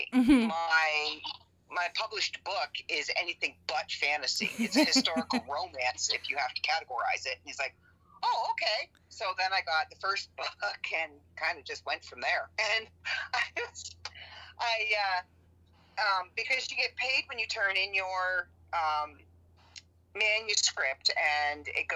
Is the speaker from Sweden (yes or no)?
no; Canada; we're Canadian.